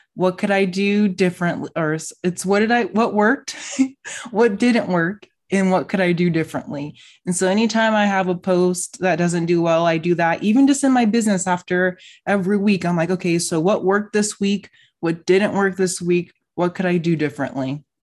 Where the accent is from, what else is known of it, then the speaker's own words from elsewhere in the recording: Las Vegas, Nevada, United States; I'm from Vegas